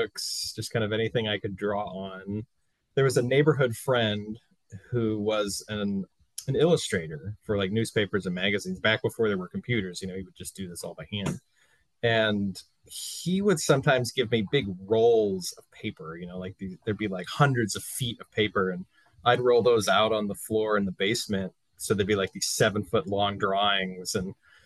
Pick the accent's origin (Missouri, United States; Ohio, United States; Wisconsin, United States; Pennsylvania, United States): Missouri, United States; St. Louis; moved away as an adult; also born or lived in Kansas City / Evanston, Illinois; now in Chicago, United States; I grew up in St. Louis